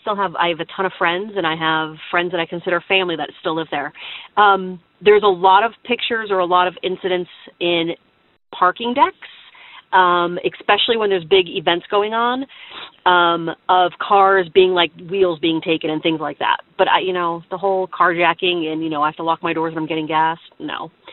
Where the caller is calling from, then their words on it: Pennsylvania, United States; also born or lived in Smyrna, Georgia; I'm calling from Pennsylvania. So I used to live in Atlanta, Smyrna to be specific